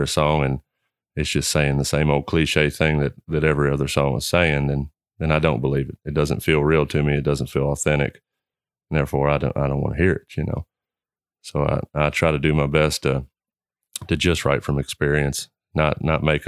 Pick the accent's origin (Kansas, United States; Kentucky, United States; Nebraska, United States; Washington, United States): Kentucky, United States; Henry County; I grew up in Henry County. I've been there my whole life